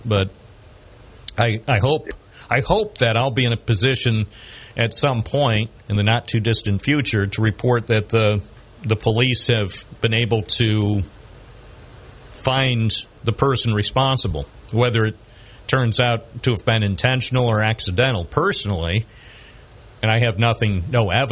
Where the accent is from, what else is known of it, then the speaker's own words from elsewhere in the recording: Binghamton, New York, United States; I was born in Binghamton. I love Binghamton